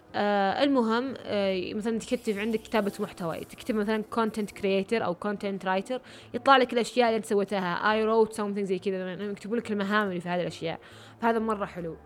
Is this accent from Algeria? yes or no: no; Riyadh, Riyadh Province, Saudi Arabia; أنا من الرياض